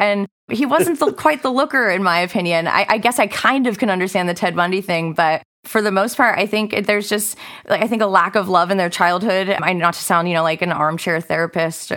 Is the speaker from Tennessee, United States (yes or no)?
no; Northern California, United States; I grew up in California, Northern California specifically